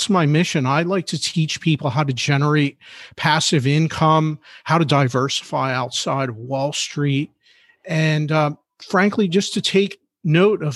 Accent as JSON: {"language": "English", "town": "Philadelphia", "region": "Pennsylvania", "country": "United States", "said": "I'm a Philly guy, right? I'm from Philadelphia."}